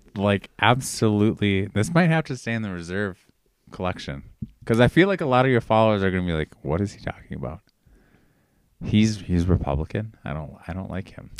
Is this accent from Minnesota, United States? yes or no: yes; Austin, Minnesota, United States; I'm from Austin, Minnesota, which is Spamtown, USA